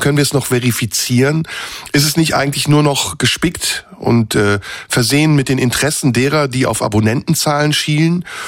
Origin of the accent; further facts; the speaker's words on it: Turkey; now in Germany; ich bin ja noch aus der Türkei